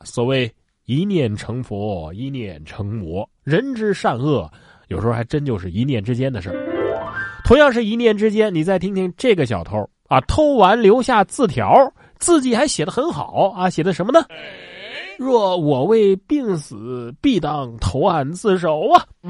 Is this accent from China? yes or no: yes; Sichuan, China; 我家是四川